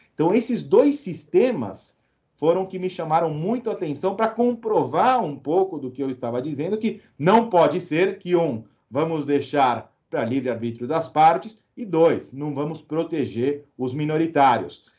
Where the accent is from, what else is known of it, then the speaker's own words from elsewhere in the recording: Uruguay; moved away; tinha um espanhol, porque eu nasci no Uruguai, né? Então, eu sempre falei com a família em espanhol